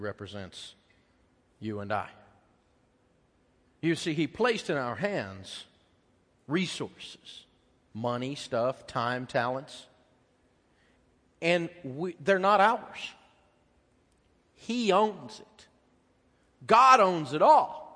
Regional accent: Tennessee, United States; moved away; I'm from Tennessee

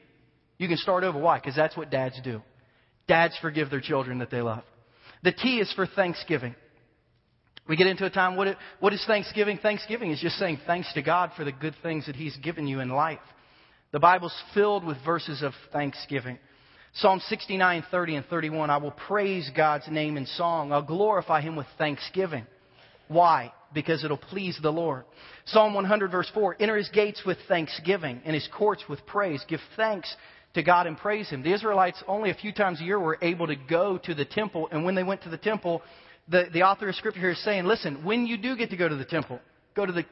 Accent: Ohio, United States; moved away; I'm from Ohio, born and raised in Ohio, huge Buckeye fan

